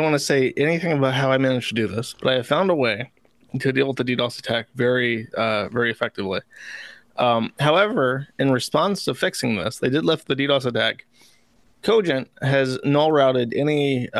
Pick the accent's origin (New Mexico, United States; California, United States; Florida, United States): Florida, United States; I was raised in Florida.